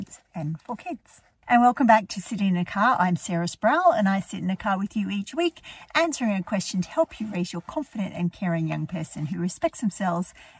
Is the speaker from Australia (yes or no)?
yes; Australia; now in Ireland; I was raised in Australia. I live in Ireland now